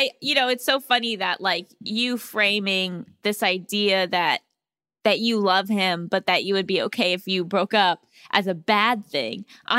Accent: Seattle, Washington, United States; Hi, Allison and Gabby. I'm from Seattle and I'm a longtime listener.

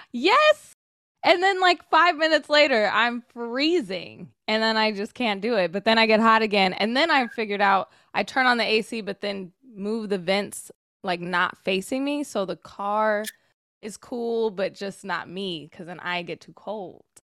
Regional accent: Sacramento, California, United States; now in Los Angeles, United States; growing up in Sacramento

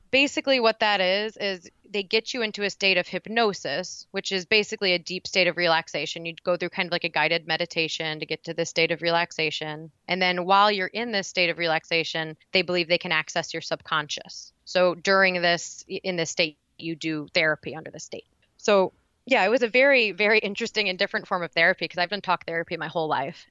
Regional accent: Indiana, United States; now in Frankfort, Illinois, United States; So I'm originally from Indiana, but I now live in Frankfort, Illinois

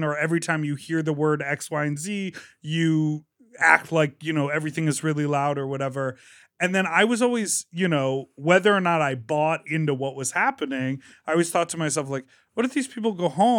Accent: Illinois, United States; This sounds like a very small town thing, but just outside of Chicago.

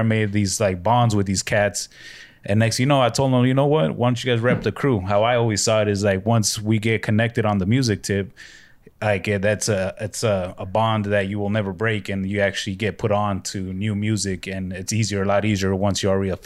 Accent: Southern California, United States; also born or lived in Barcelona, Spain; growing up in Southern California

